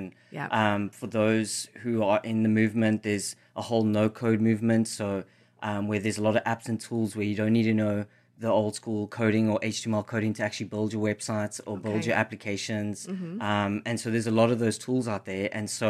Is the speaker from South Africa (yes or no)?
yes; South Africa; So it's actually a Zulu word from where I'm from South Africa. So okay. I wanted to bring some of my South African heritage into the brand.